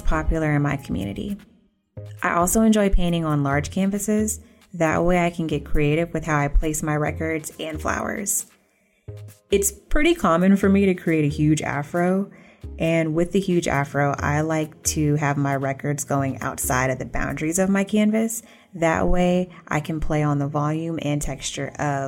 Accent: College Park, Georgia, United States; also born or lived in Atlanta; I grew up in College Park, Georgia, right outside of the airport

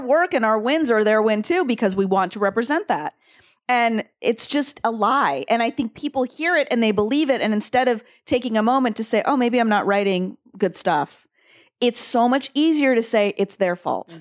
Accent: San Diego, California, United States; also born or lived in Oregon; I grew up in Oregon and then San Diego, and I knew so many, I grew up with so many Mexicans in San Diego

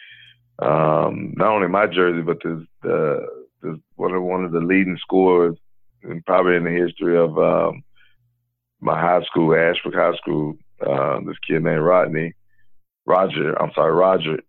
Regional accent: Gastonia, North Carolina, United States; my hometown Gastonia

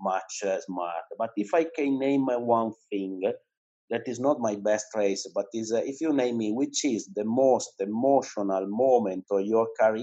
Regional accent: Cuneo, Piedmont, Italy; English is a second language; now in Turin, Italy; I was born in Cuneo. That is a town that is 80 kilometers away from Cuneo. It's in the mountains, basically. But from when I was 18, I moved to Turin

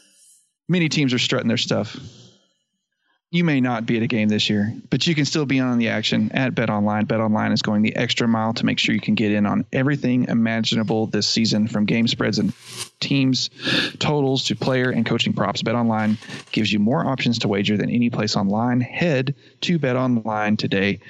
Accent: Texas, United States; my home state team was in the Stanley Cup

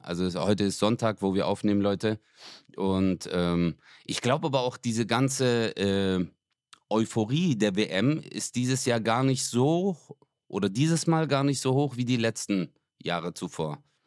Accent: Stuttgart, Baden-Württemberg, Germany; bei uns in Stuttgart

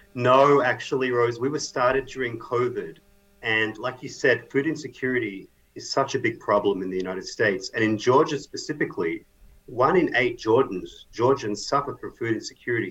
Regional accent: Australia; moved away; I'm Australian

